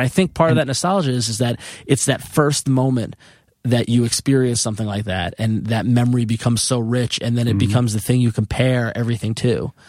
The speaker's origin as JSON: {"language": "English", "town": "Long Island", "region": "New York", "country": "United States", "said": "I come from Long Island, Italian family."}